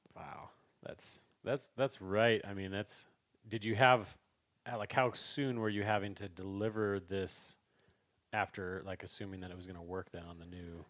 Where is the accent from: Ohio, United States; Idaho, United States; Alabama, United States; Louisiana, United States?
Idaho, United States; we grew up together in Idaho